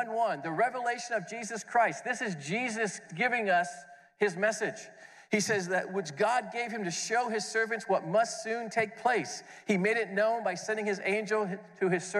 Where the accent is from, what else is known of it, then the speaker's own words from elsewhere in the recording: Hamilton Township, New Jersey, United States; moved away; I grew up about 80 miles from here, south of here, in Hamilton Township